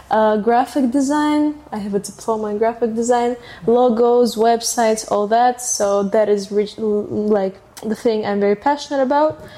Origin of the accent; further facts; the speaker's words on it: Russia; first language Russian; English is a second language; because it's my culture